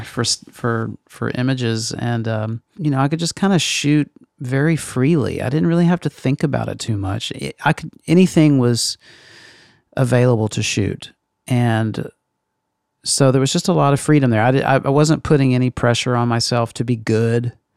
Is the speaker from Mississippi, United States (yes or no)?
yes; Meridian, Mississippi, United States; moved away; In Meridian, Mississippi